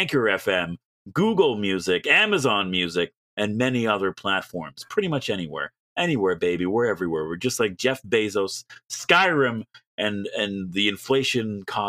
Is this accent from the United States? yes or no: no; Canada; As a Canadian, Chicago, I don't Illinois.